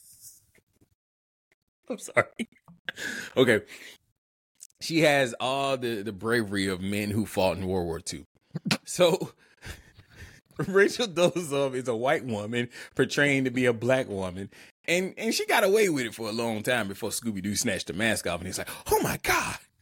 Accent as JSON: {"language": "English", "town": "Montgomery", "region": "Alabama", "country": "United States", "tie": "born or raised there", "said": "my hometown, Montgomery, Alabama"}